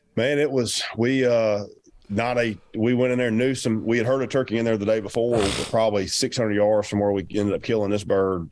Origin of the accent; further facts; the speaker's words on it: Georgia, United States; I'm from Georgia.